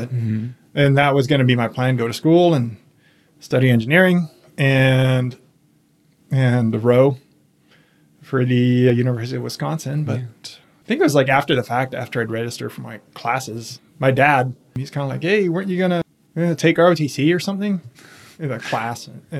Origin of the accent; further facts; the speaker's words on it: Austria; also born or lived in Virginia, United States; I was born in Virginia. My parents are both from overseas. My dad's a German family. My mom's from South America. So I was born in the U.S., but don't really remember much about that, because we moved overseas to Austria when I was really young.